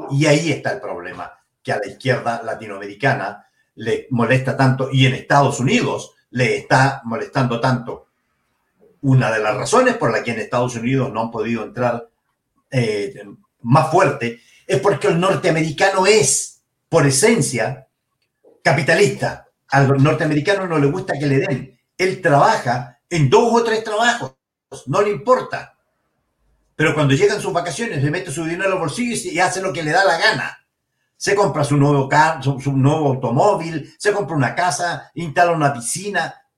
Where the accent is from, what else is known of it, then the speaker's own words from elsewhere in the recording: Chile; En Chile somos todos chilenos